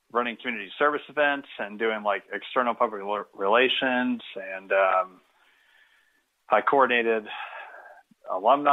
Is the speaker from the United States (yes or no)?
yes; Kenton County, Northern Kentucky, United States; also born or lived in Boone County, Kentucky / Louisville, Kentucky; I grew up in Northern Kentucky, just outside of Cincinnati and Kenton County, and later moved over to Boone County, where I went to high school